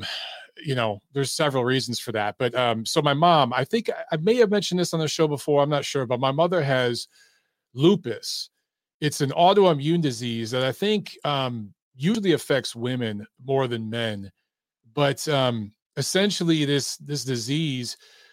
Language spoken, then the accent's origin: English; Michigan, United States; moved away as an adult; now in Atlanta, United States; that's where we're from. We're from Michigan